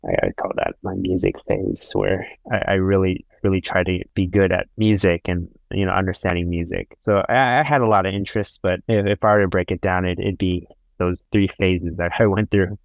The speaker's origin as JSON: {"language": "English", "town": "Sacramento", "region": "California", "country": "United States", "tie": "born or raised there", "said": "I haven't moved around a lot. Um, I was, I was born in, um, California, in Sacramento."}